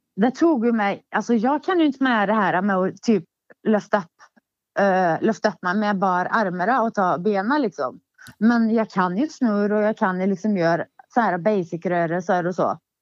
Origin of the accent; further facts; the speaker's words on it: Hagfors, Värmland, Sweden; Min barndom i Hagfors. Uh, ja, jag föddes ju där